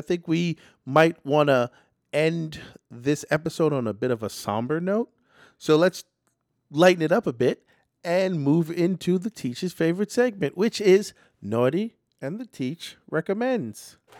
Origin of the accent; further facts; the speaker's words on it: New York City, New York, United States; New York City is my hometown. Regardless of how many places I was bounced around in my youth to get here, I have chosen to live and own property in New York City.